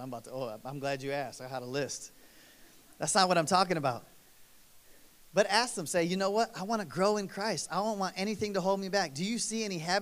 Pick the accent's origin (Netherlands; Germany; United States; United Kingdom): United States; East Coast; I grew up on East Coast time